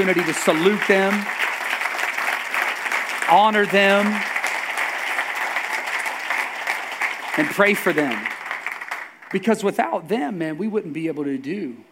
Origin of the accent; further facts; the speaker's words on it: United States; here as Americans